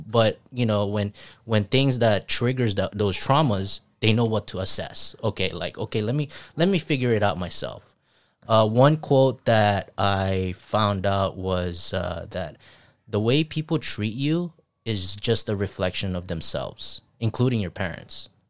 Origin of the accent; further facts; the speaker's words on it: Zamboanga Peninsula, Philippines; moved away; also born or lived in Saipan; I grew up in Phi-, Philippines